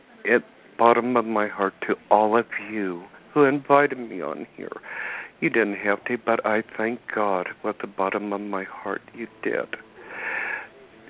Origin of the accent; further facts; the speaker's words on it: Cedaredge, Colorado, United States; the name of my town is called this. It's called Cedar Ridge, Colorado, and let me spell it. It's Cedar Edge, Colorado